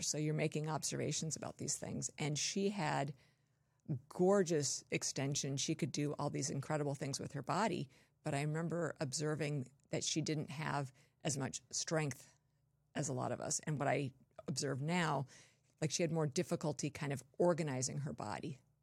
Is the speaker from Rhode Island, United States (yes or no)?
no; Torrance, California, United States; moved away; also born or lived in Wisconsin / Colorado; I was born and raised in Southern California.